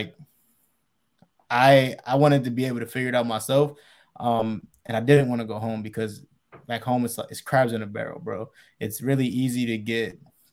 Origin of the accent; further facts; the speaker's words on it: Reading, Pennsylvania, United States; I grew up in Reading, Pennsylvania. It's like an hour away from Philly